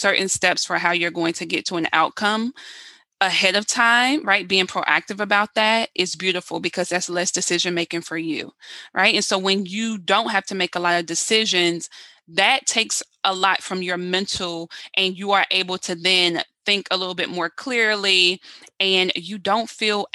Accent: South Carolina, United States; now in Baltimore, United States; I'm originally from South Carolina

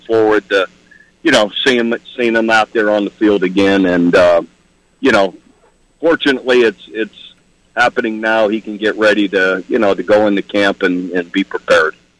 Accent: Ohio, United States; I'm from Ohio

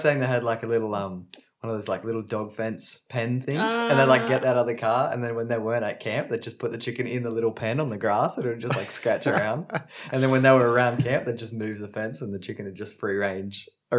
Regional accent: Adelaide, South Australia, Australia; we're from Adelaide

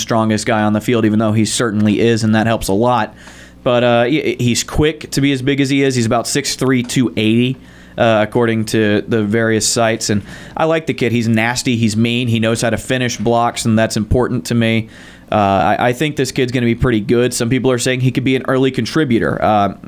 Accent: Georgia, United States; I'm from Georgia

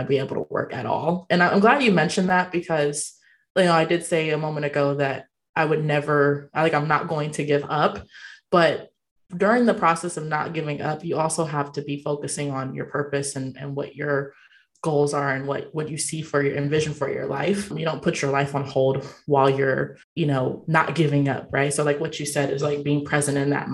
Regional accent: California, United States; now in Austin, United States; I'm not from Austin, from California originally

